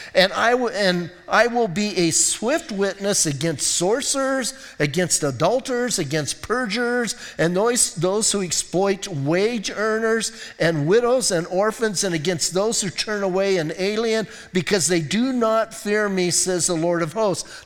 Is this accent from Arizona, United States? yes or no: yes; Bisbee, Arizona, United States; I grew up in Bisbee, and I grew up with mining and smelting and all